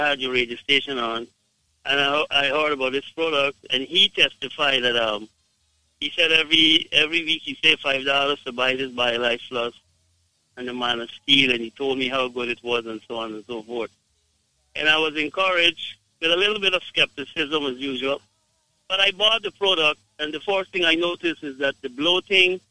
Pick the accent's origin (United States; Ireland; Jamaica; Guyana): Guyana; I am from Guyana